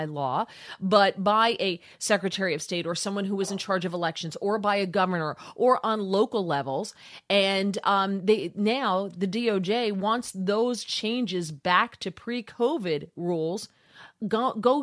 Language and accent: English; New Jersey, United States; I'm from New Jersey